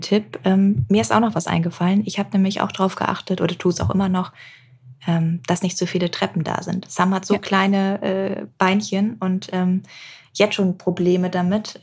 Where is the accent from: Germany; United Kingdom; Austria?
United Kingdom; England; moved away; ich bin zum Beispiel in England aufgewachsen